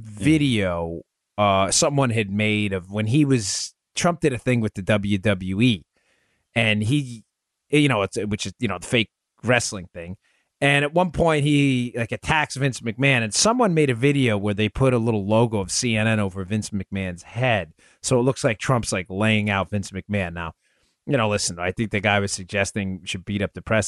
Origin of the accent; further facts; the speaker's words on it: New York City, New York, United States; moved away; I'm from Queens